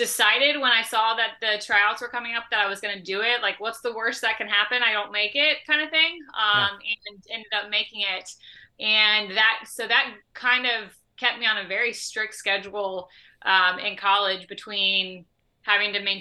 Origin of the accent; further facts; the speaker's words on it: Central Florida, United States; I grew up in Central Florida